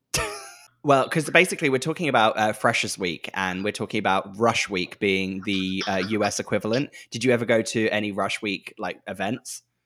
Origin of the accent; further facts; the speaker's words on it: Norfolk, East of England, United Kingdom; moved away as an adult; I'm from Norfolk.